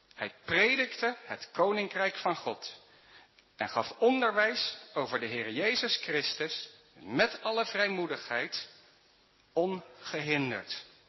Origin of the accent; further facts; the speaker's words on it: Netherlands; Wij als Nederlanders